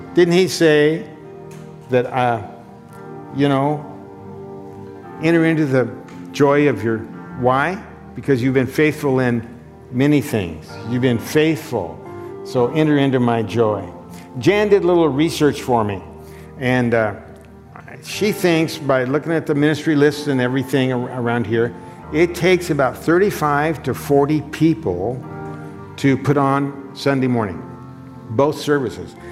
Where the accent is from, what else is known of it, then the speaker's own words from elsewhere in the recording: Condon, Oregon, United States; my hometown Condon